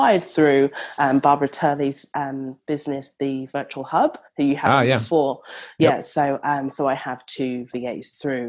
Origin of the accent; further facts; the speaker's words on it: London, United Kingdom; now in Australia; So I am from London, but I live in Australia.